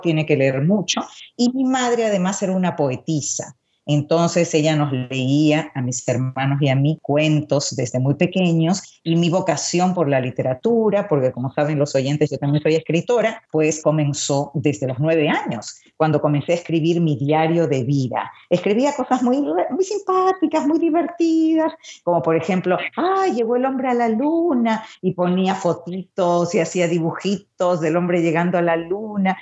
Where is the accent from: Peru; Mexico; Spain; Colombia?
Peru; Lima; also born or lived in Santiago de Cuba, Cuba; now in Miami, United States; Yo nací en Santiago de Cuba, de madre cubana y de padre peruano, pero al año de nacida, mi papá, Ciro Alegría, un famoso escritor considerado el primer clásico de la literatura peruana, decidió que nos mudábamos a Lima